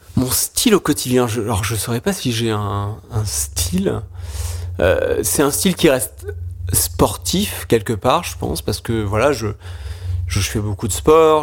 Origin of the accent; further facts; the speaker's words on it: Charentes, Nouvelle-Aquitaine, France; moved away; also born or lived in Lyon; je suis originaire de des Charentes